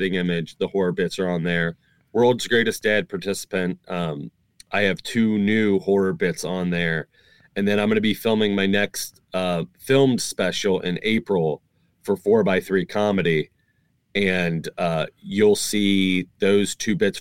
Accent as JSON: {"language": "English", "region": "Northern Kentucky", "country": "United States", "tie": "born or raised there", "said": "I was born and raised in Northern Kentucky"}